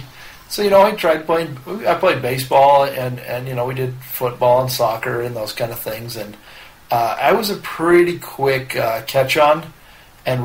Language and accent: English; Pahrump, Nevada, United States; also born or lived in San Diego area, California; So we moved from San Diego area to Pahrump, Nevada.